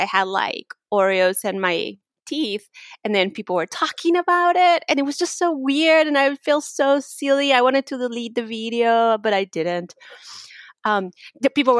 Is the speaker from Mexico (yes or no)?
yes; Mexico; English is a second language; moved away; I'm from Mexico, so it's really, like, weird to hear people just right away make assumptions just because I have an accent or because I'm Mexican